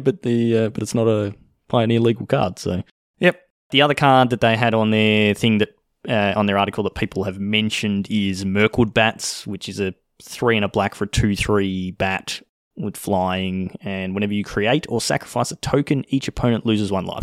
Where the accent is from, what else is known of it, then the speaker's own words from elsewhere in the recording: Australia; accent: Australian; I'm speaking Australian